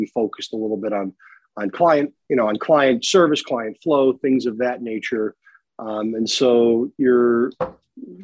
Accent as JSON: {"language": "English", "town": "Palatine", "region": "Illinois", "country": "United States", "tie": "born or raised there", "said": "Chicago area, out in Palatine. And so I'm a local guy"}